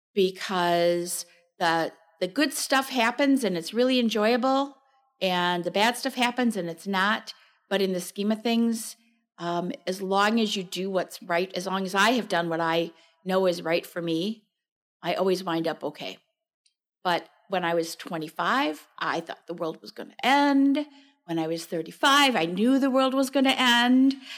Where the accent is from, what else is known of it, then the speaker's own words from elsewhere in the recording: Chicago suburbs, Illinois, United States; moved away as an adult; now in Wisconsin, United States; I grew up in the Chicago suburbs